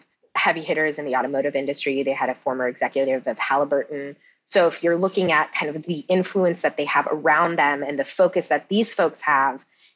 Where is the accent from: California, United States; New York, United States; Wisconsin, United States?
California, United States; Cupertino; I'm from Cupertino